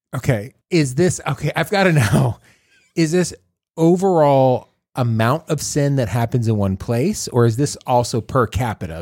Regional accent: Texas, United States; I'm a Texan

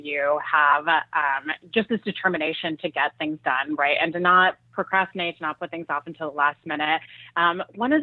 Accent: Switzerland; moved away; I'm originally from Switzerland

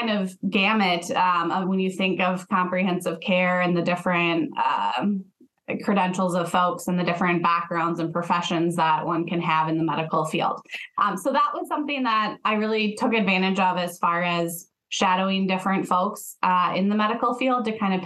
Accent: Rochester, Minnesota, United States; I grew up in Rochester, Minnesota, so home of the Mayo Clinic

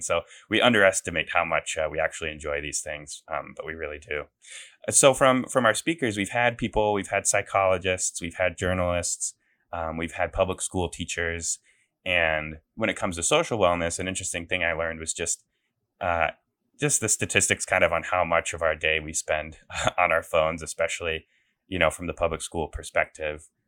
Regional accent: Des Moines, Iowa, United States; moved away; I'm from Des Moines, um, you know, born and raised in Iowa

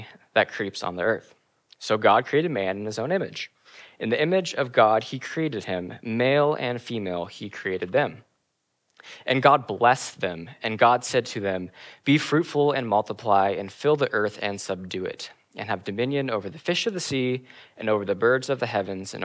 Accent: Kenny Lake, Alaska, United States; I grew up in Kinney Lake, Alaska for a lot of my life.

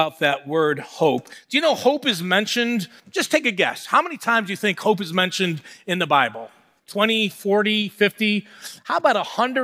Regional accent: Buffalo, New York, United States; moved away as an adult; born and raised in Buffalo, moved away for 19 years

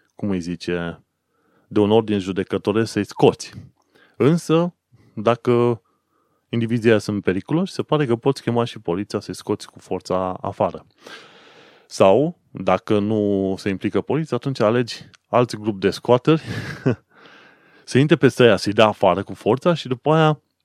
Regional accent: Romania; now in London, United Kingdom; eu ca român oarecare venit aici

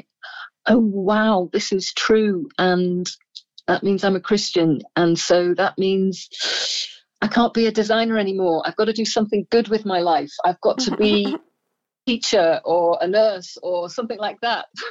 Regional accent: just outside of Liverpool, North West England, United Kingdom; moved away as an adult; also born or lived in Isle of Man / Bangladesh; now in Illinois, United States; mostly raised just outside of Liverpool in the northwest of England

